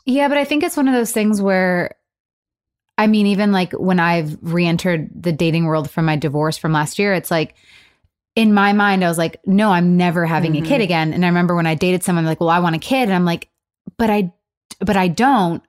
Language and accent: English; Michigan, United States; moved away as an adult; also born or lived in Los Angeles; now in Nashville, United States; I was from Michigan when I moved